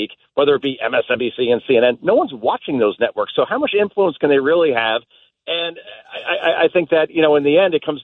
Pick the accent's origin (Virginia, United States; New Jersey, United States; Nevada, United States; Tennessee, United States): New Jersey, United States; when I grew up in New Jersey